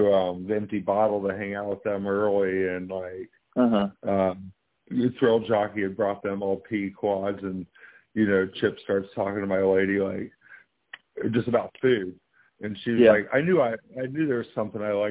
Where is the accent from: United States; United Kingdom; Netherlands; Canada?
United States; Kansas City; moved away; I was from Kansas City originally